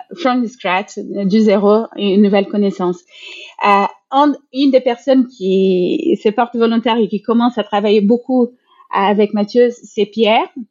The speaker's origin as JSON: {"language": "French", "country": "Brazil", "moved": "yes", "said": "je suis brésilienne"}